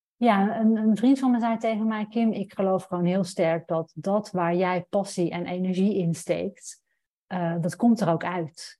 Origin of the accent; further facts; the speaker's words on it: Roosendaal, North Brabant, Netherlands; moved away as an adult; also born or lived in Amsterdam; ik ben opgegroeid in Brabant, in Roosendaal